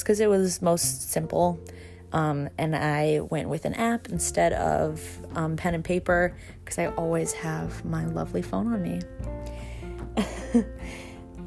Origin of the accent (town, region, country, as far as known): New York, United States; born or raised there